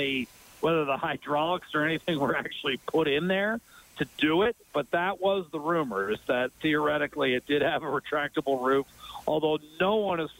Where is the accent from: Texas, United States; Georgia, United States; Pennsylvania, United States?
Pennsylvania, United States; Meadville; moved away; you could take the boy out of Western Pennsylvania, but you can't quite take Western Pennsylvania out of me